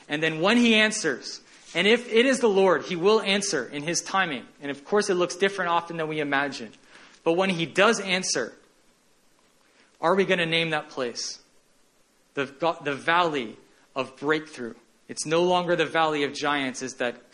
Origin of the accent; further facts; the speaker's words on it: Kansas City, Missouri, United States; I lived in Kansas City